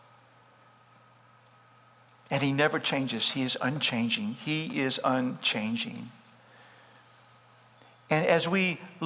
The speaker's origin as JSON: {"language": "English", "area": "Starr County", "region": "Deep South Texas", "country": "United States", "tie": "born or raised there", "first_language": "English", "said": "The earliest memory was going to first grade. Deep South Texas, Starr County. English is my first language."}